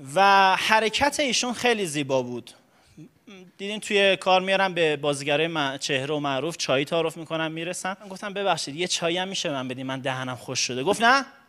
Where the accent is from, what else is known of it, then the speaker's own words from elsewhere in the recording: Karaj, Alborz, Iran; از دوران بچگی توی بحث تئاتر تو کرج فعالیت میکردم